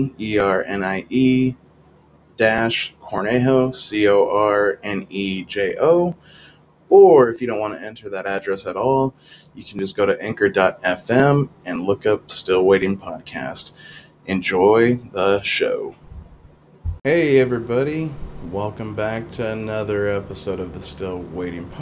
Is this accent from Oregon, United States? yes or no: yes; Salem, Oregon, United States; I'm from Salem, Oregon